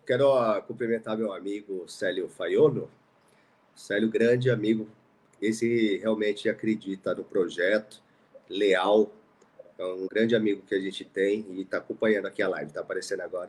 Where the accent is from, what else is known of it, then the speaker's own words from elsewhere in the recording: Suzano, São Paulo, Brazil; eu morei no Parque Maria Helena e jogava bola na rua